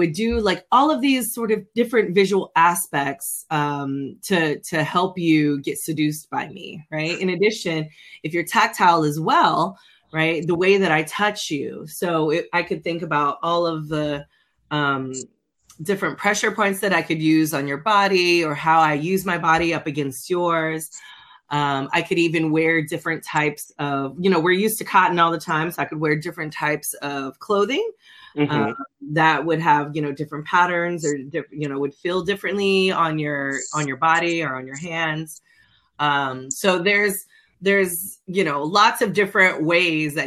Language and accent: English; California, United States; now in the South, United States; I'm originally from California